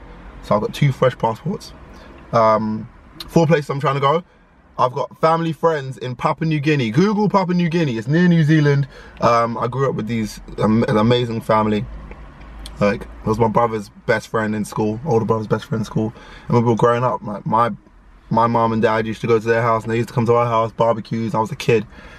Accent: Ghana; My Ghana passport's been, I'm Ghanaian. My Ghana passport's been expired for some time.

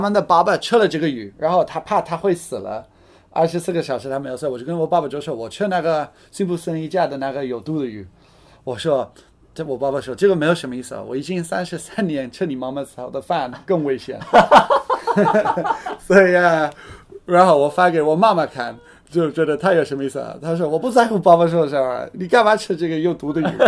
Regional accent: United Kingdom; Chinese is a second language; now in China; 因为我是英国人

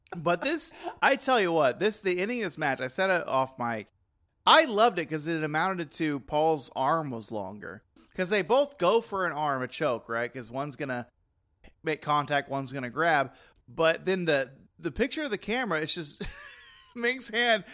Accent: Texas, United States; I'm Texan

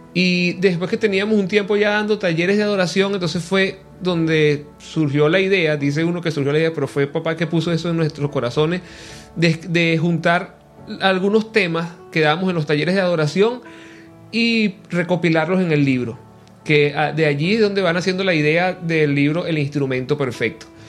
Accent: Venezuela; estoy regresando a mi tierra, Venezuela

